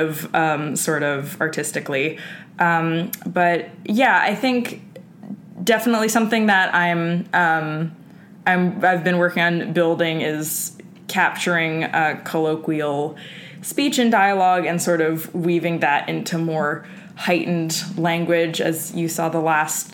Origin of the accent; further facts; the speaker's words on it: New York City, New York, United States; I grew up in Hell's Kitchen, Manhattan